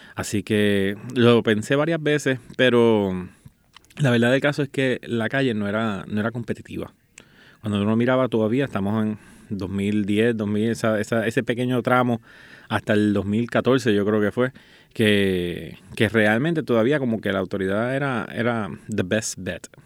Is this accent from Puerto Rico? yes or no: yes; Guaynabo, Puerto Rico; yo soy de aquí nacido San Juan, Guaynabo